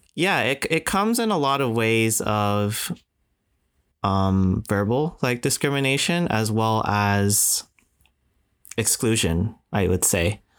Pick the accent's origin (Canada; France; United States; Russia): Canada; also born or lived in Singapore; I'm Japanese Canadian